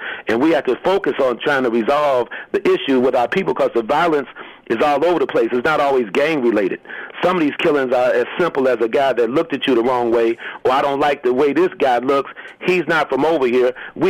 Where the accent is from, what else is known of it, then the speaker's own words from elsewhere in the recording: Chicago, Illinois, United States; When I was like 16, 17, I grew up in the Henry Horner Projects on the west side of Chicago.